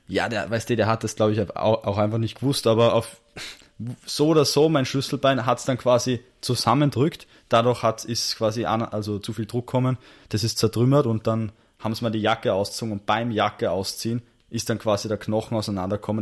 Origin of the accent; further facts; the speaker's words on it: Salzburg, Austria; now in Vienna, Austria; ich bin ursprünglich aus Salzburg, ja. aber bin jetzt quasi auch so halber Wiener